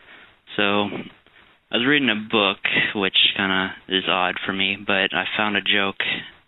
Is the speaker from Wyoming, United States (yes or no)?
no; California, United States; from California.